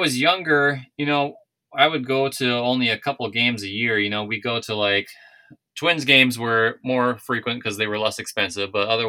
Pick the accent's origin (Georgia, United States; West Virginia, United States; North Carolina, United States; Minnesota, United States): Minnesota, United States; moved away; when I moved here from Minnesota, yes, it was still hard for me to watch games, but I found a way.